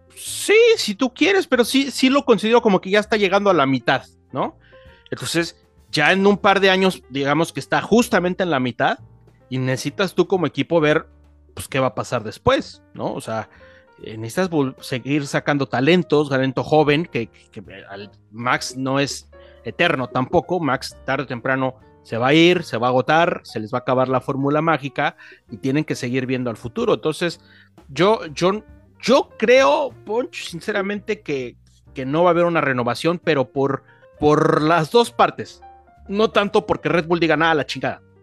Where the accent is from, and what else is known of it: Mexico